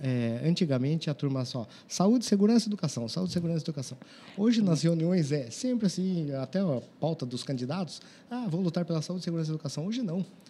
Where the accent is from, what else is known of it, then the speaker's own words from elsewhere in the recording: Sorocaba, São Paulo, Brazil; nasci em São Paulo e vim para cá com sete anos de idade